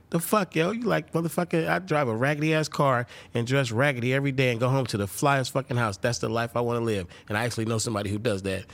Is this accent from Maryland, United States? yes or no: no; Oakland, California, United States; I'm from Oakland, California.